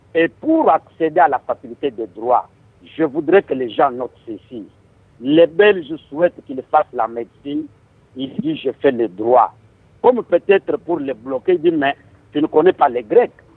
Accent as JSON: {"language": "French", "region": "Kasai-Occidental", "country": "DR Congo", "said": "je suis du Kassai occidental"}